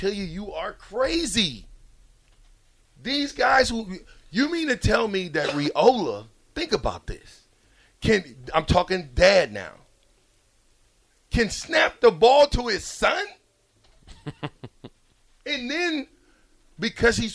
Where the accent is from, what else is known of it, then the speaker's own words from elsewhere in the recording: Omaha, Nebraska, United States; I'm from Omaha